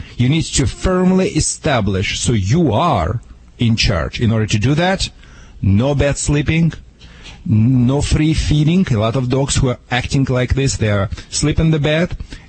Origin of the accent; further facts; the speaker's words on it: Michigan, United States; now in California, United States; See, I'm from Michigan, as you know.